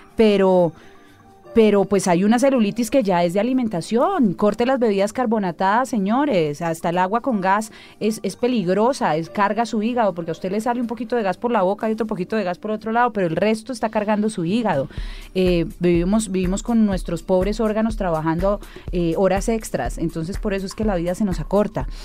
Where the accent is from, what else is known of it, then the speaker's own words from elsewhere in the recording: Cali, Valle del Cauca, Colombia; como buena caleña